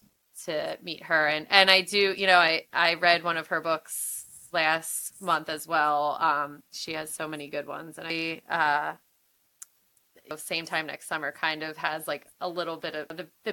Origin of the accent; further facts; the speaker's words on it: Philadelphia, Pennsylvania, United States; I am from Philadelphia.